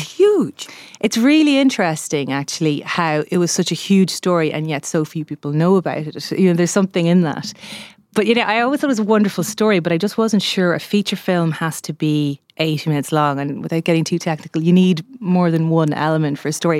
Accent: Navan, Leinster, Ireland; moved away as an adult; also born or lived in London; I'm from Navan. I grew up there. My sisters still live there

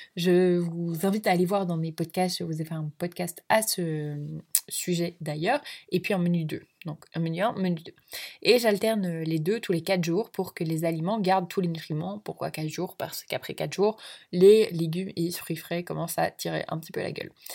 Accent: Belgium; je suis belge d'origine

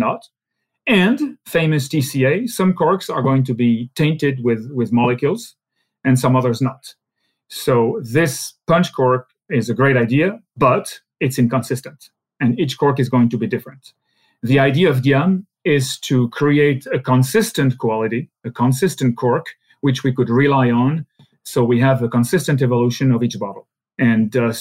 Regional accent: Alsace, Grand Est, France; English is a second language; Since I'm from Alsace, you know, German is a second language for me

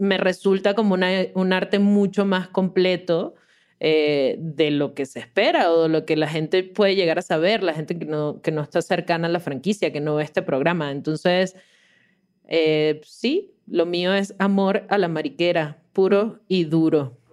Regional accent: Caracas, Capital District, Venezuela; moved away as an adult; now in Mexico City, Mexico; soy de Caracas, pero hace, bueno, ya cinco años vivo en la, grandiosa Ciudad de México

